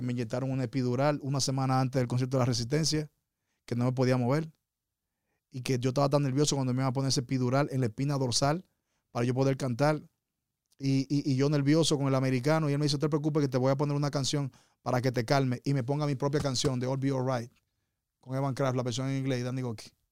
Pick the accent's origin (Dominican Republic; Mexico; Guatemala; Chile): Dominican Republic; moved away; mi país, República Dominicana